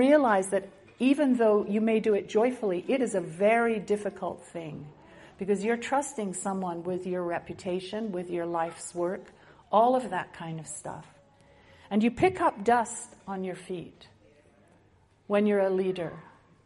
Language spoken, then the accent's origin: English; Winnipeg, Manitoba, Canada; I come from Winnipeg, Manitoba